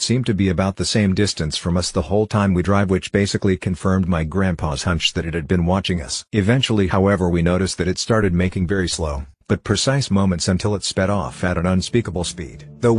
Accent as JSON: {"language": "English", "town": "Kingston", "region": "Ontario", "country": "Canada", "tie": "born or raised there", "said": "the time in my hometown of Kingston, Ontario that my high school buddies and I were leaving my friend's house"}